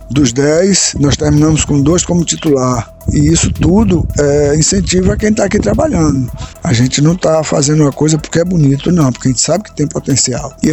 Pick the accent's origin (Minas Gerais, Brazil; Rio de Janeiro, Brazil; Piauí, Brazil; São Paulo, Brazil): Piauí, Brazil; mas a gente é de Piauí. Piauí sempre é assim, sempre quer mais, sempre quer chegar no topo.